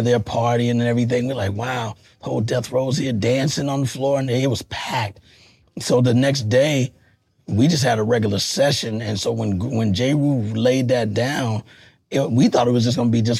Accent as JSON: {"language": "English", "region": "Texas", "country": "United States", "moved": "yes", "lives_now": "New York, United States", "said": "I'm from Texas originally"}